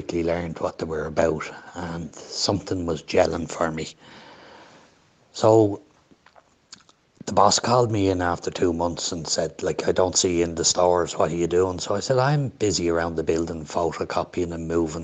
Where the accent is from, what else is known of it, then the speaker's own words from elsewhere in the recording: Dublin, Leinster, Ireland; accent: Dublin; I was born in Dundrum in 1959, and I'm the eldest of 10